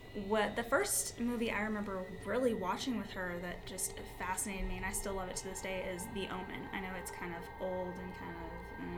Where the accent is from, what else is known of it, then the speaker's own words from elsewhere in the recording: Manitou Springs, Colorado, United States; I grew up in Manitou Springs, which is one of the haunted places they talk about in the world.